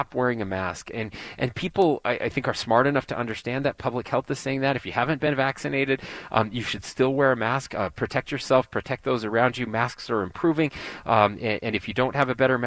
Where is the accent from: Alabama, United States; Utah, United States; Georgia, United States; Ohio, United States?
Utah, United States; Sanpete County; also born or lived in Salt Lake City, Utah; I was born and raised in Sanpete County, just over the mountain from you guys.